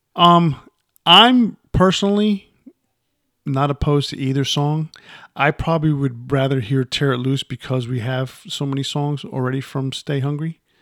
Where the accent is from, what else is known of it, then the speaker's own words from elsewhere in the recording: New York, United States; growing up in New York